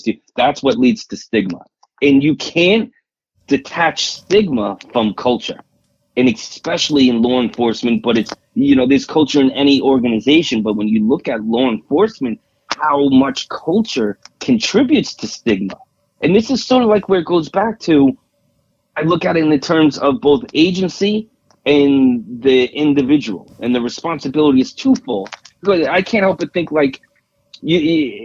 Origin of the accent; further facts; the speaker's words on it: New York, United States; accent: New York; I'm from New York